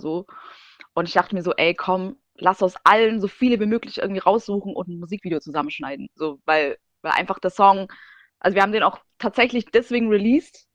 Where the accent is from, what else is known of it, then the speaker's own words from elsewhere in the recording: Germany; also born or lived in Siberia; ich bin schon in Deutschland aufgewachsen